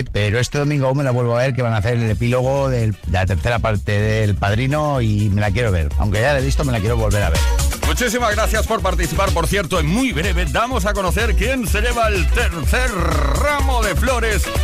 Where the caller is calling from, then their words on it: Valencia, Valencian Community, Spain; Hola, hola, hola. Buenas tardes … de Valencia.